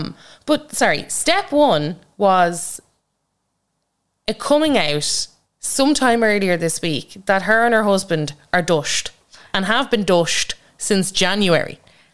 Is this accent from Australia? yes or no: no; Ireland; as Irish creators.